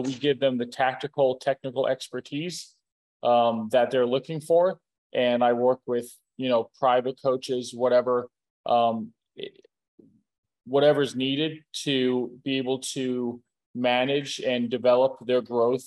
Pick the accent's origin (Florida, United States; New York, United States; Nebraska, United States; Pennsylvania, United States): Florida, United States; Clearwater; now in Boca Raton, United States; I grew up on the west coast of Florida. I was born in Clearwater, raised in the Tampa Bay area